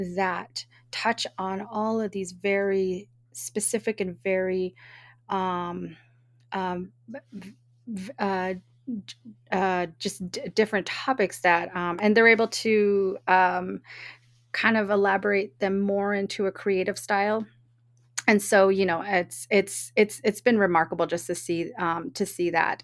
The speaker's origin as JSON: {"language": "English", "town": "Oakland", "region": "California", "country": "United States", "tie": "born or raised there", "said": "I was born and raised in Oakland"}